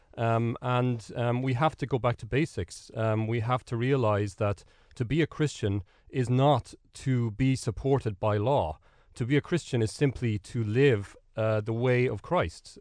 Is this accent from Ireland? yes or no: yes; Ireland; that's sort of the way we operate as Irish people